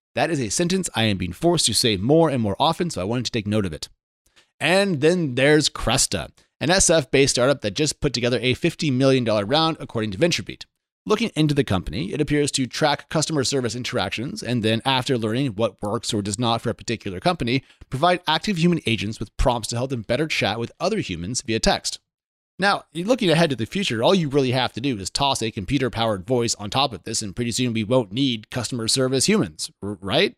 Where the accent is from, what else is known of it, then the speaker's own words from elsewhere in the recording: Oregon, United States; I'm from Oregon, which is just two-thirds Hicks and flat land